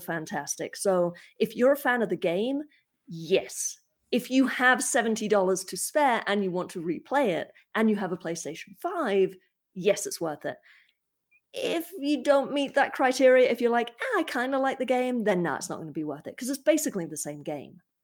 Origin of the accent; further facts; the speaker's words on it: United Kingdom; speaking as a Brit, we do have the internet in the U K